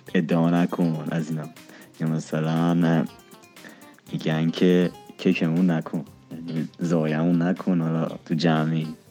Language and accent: Persian; Isfahan, Iran; moved away as an adult; now in Tehran, Iran; من بزرگ شده اصفهانم اصالتا شیرازی هم بزرگ شده اصفهانم الانم خب تهران درس میخونم